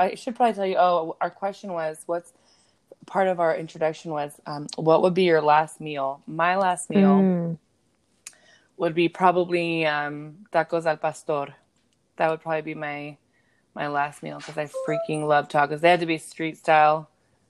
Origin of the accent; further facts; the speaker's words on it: Las Vegas, Nevada, United States; I am from Las Vegas, Nevada.